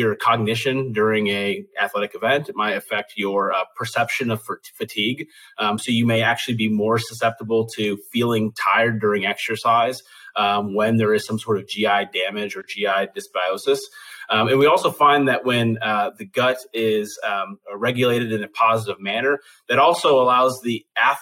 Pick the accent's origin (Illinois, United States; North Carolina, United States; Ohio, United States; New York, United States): Illinois, United States; Chicago; now in Tennessee, United States; I'm from Chicago, so I'm still a Bears fan. Living in Tennessee now